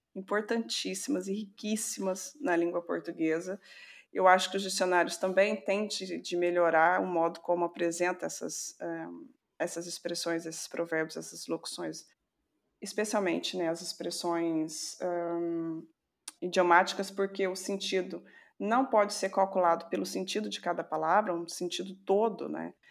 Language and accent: Portuguese; Serrania, Minas Gerais, Brazil; Eu sou de uma cidadezinha chamada Serrania